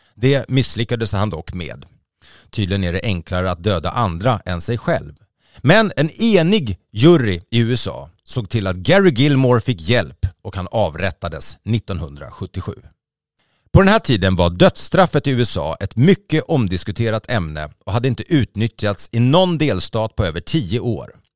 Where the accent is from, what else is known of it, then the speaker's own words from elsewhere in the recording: Sweden; vi svenskar